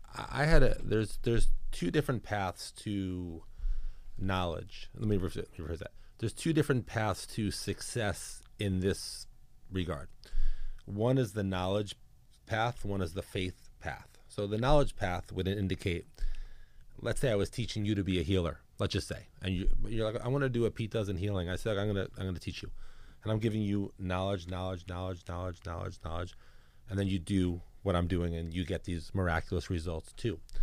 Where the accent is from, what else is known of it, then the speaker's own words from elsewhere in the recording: New York City, New York, United States; moved away; also born or lived in Georgia / New Jersey; I'm born and raised in New York City. I grew up in Brooklyn.